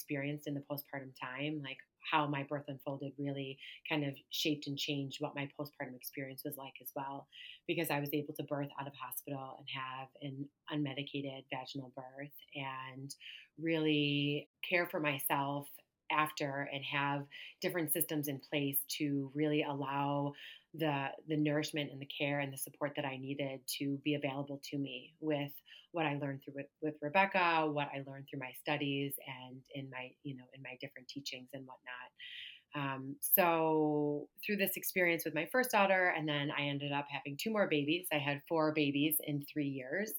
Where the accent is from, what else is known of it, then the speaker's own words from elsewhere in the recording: Buffalo, New York, United States; moved away as an adult; I moved back home to my hometown of Buffalo, where I reside now.